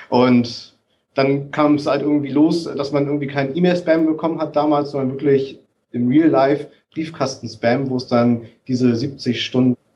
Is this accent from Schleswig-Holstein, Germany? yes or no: yes; Kiel, Schleswig-Holstein, Germany; die dann auf der Kieler Woche, ich bin ja in Kiel groß geworden, für einen Euro jeweils das Stück vertickt